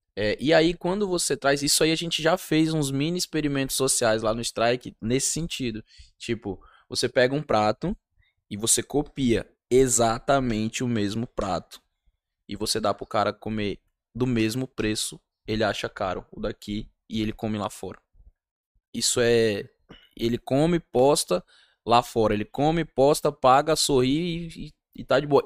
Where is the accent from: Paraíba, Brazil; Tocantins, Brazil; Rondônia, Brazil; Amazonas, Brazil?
Rondônia, Brazil; eu sou rondoniense